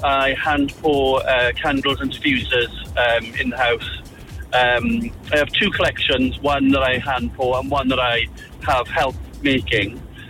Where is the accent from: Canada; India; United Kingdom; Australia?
United Kingdom; Port Talbot, Wales; moved away as an adult; now in Glasgow, United Kingdom; I'm from South Wales, Port Talbot.